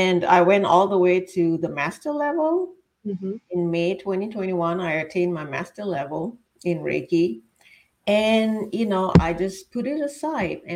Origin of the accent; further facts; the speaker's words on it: Singapore; moved away as an adult; also born or lived in Florida, United States; now in Virginia, United States; I was born and raised in Singapore